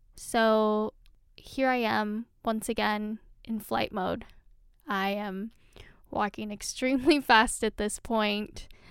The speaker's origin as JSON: {"language": "English", "region": "California", "country": "United States", "tie": "born or raised there", "said": "I'm a Filipino American woman who has her roots in California"}